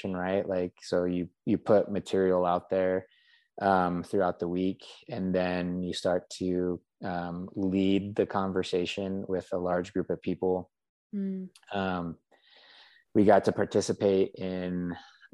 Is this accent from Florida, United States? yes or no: no; Colorado, United States; moved away as an adult; I grew up in Colorado